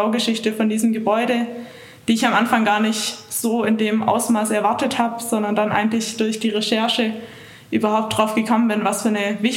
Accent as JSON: {"language": "German", "town": "Reutlingen", "region": "Baden-Württemberg", "country": "Germany", "moved": "as an adult", "lives_now": "Innsbruck, Austria", "said": "ich komme aus der Gegend von Stuttgart, genau aus Reutlingen ich wohne jetzt seit eineinhalb Jahren in Innsbruck"}